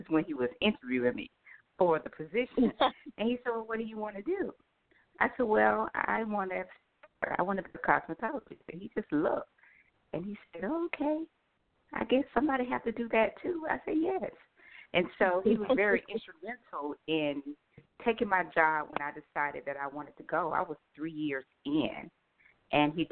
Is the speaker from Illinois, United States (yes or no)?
no; Atlanta, Georgia, United States; I am from Atlanta, Georgia.